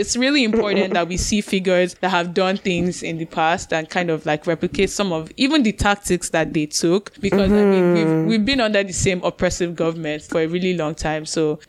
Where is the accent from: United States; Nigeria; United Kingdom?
United Kingdom; I'm British.